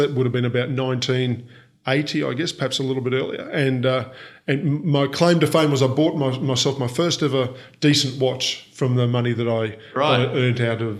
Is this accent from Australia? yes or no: yes; Brisbane, Queensland, Australia; born there; Yeah, well, I was born in Brisbane. I'm 50 years old, so born back in 1965.